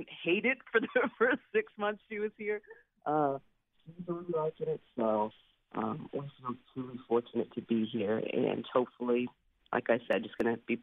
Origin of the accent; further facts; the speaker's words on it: West Coast, United States; moved away as an adult; now in Philadelphia, United States; growing up on the West Coast